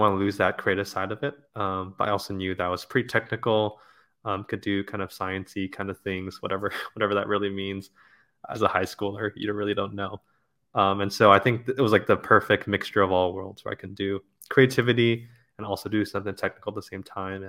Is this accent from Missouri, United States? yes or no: no; La Crescenta, California, United States; Yeah, I was born somewhere like in Hollywood or something like that, and then have grown up in La Crescenta, suburb of LA, my whole life. So went to school at USC, still live out in Los Angeles, so haven't left the city.